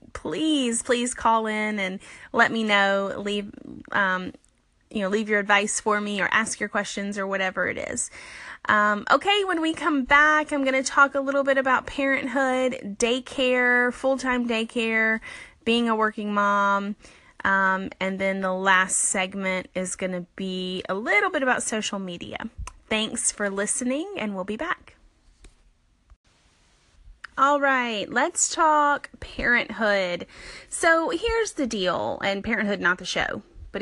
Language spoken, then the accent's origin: English; Alabama, United States; now in Birmingham, United States; The first thing is that I was born and raised in South Alabama. I grew up by the beach. I am a Southern girl at heart. I live about 4 hours north now in Birmingham, Alabama.